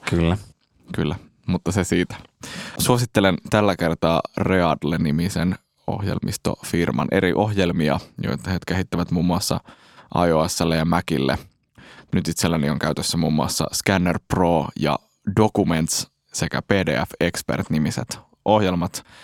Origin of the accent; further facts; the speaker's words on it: Helsinki, Uusimaa, Finland; tai olen Helsingistä kotoisin